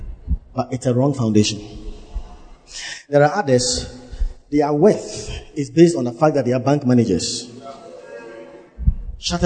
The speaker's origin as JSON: {"language": "English", "town": "Cape Coast", "region": "Central Region", "country": "Ghana", "tie": "born or raised there", "said": "I was born in Cape Coast"}